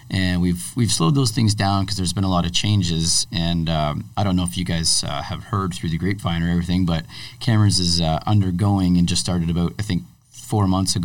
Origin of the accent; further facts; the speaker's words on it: Bowmanville, Ontario, Canada; moved away; I'm from Bowmanville originally